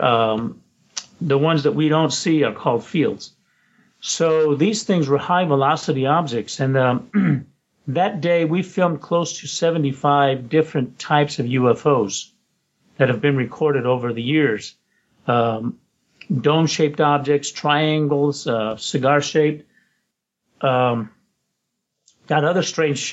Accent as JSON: {"language": "English", "town": "Roswell", "region": "New Mexico", "country": "United States", "tie": "born or raised there", "moved": "yes", "lives_now": "Los Angeles, United States", "said": "I was in Roswell, New Mexico. That's my hometown"}